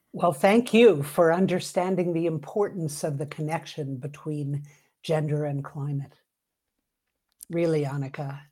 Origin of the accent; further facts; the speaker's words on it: New York City, New York, United States; now in Santa Fe, United States; I grew up in New York City